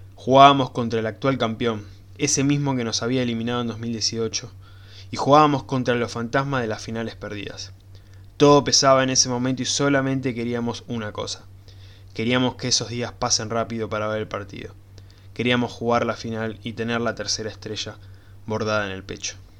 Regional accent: Argentina; como buen argentino

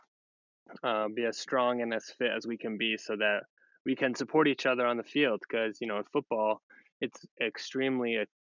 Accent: 20 minutes north of the Bronx, New York, United States; now in Denver, United States; I grew up in New York, about like 20 minutes north of the Bronx

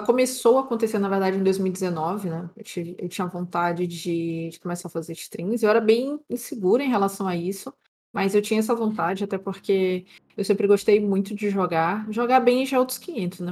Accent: São Luís, Maranhão, Brazil; eu sou natural de São Luís, Maranhão. Então, sou aqui do Nordeste brasileiro

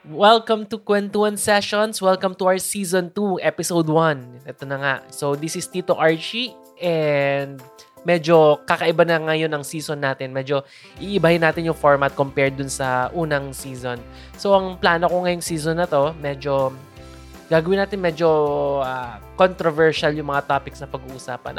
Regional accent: Philippines; bilang Filipino

